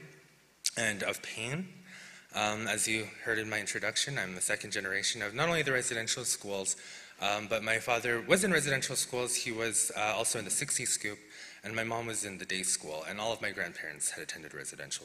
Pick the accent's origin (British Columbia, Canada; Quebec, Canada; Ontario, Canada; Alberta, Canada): Alberta, Canada; Blackfoot Confederacy First Nation; I'm from the Beginning First Nation of the Blackfoot Confederacy